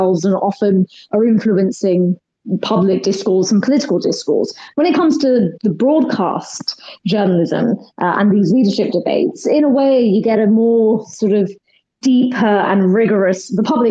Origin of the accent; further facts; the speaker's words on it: United Kingdom; I'm Indian. My parents are from Kenya, India. I was born and brought up here.